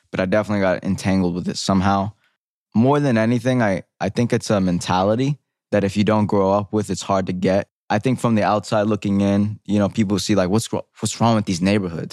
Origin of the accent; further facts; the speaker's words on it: New York City, New York, United States; growing up in the Bronx